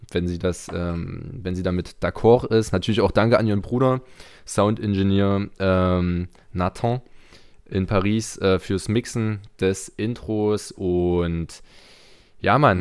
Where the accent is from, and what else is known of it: Torgau, Saxony, Germany; born or raised there